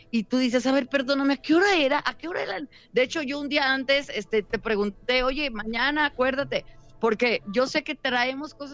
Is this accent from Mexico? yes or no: yes; León, Guanajuato, Mexico; Sí, no, yo la verdad es que empecé en León, allá yo soy de León, Guanajuato. Entonces, allá yo estudié en la Escuela Superior de Música en mi León, porque yo soy de familia de cantantes.